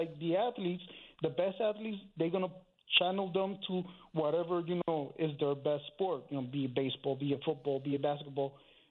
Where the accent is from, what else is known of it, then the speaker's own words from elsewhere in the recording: United States; I'm American.